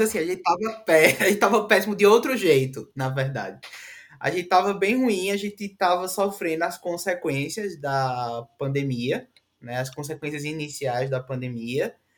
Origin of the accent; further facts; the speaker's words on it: Northeast Region, Brazil; nós somos nordestinos e temos muito orgulho